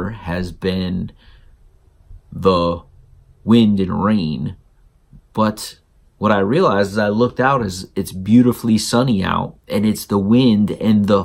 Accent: South Florida, United States; now in Georgia, United States; I grew up in South Florida.

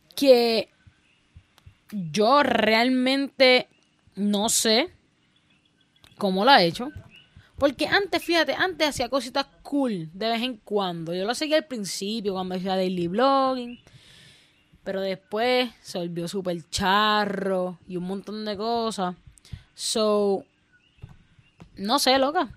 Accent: Puerto Rico; no saben de nuestra cultura, no saben nuestro dialecto

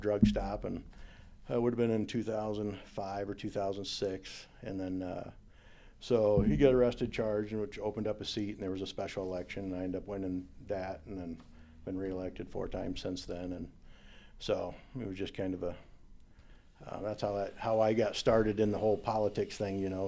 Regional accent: Northwest Iowa, United States; I grew up in Northwest Iowa

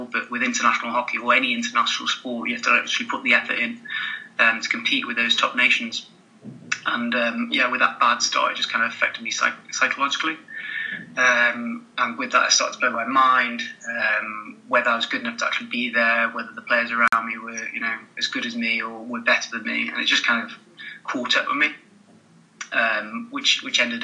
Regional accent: North Wales, United Kingdom; where I was in North Wales at the time as well. So it started in Craigiedon Primary School

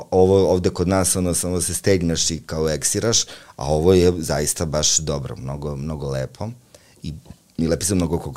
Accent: Užice, Zlatibor District, Serbia; ja sam čovjek seljak iz Užica

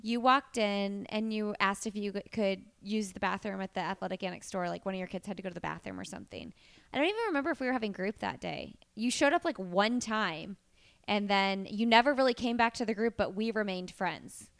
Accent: Bloomington, Indiana, United States; now in Indianapolis, United States; I'm from Bloomington, Indiana

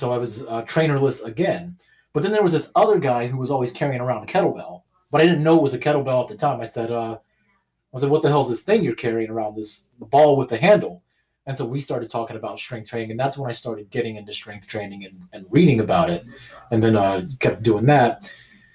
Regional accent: Tampa, Florida, United States; moved away as an adult; now in Bremerton, United States; I am originally from Tampa, Florida

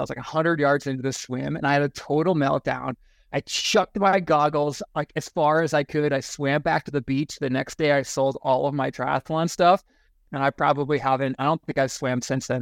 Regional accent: Eastern Iowa, United States; moved away as an adult; now in Fairplay, United States; I grew up in Iowa. Uh, Eastern Iowa, Quad Cities

